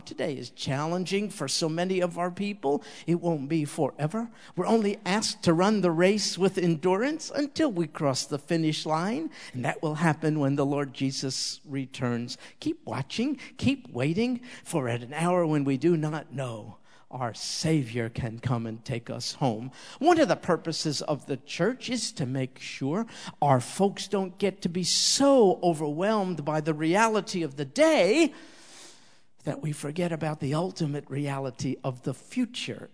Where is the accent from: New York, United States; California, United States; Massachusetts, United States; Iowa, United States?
New York, United States; I was raised in New York, kind of a street kid